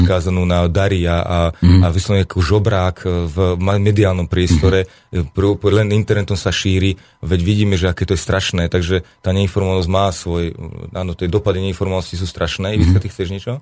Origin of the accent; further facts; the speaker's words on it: Slovakia; Ja žijem tiež na Slovensku, ja som Slovák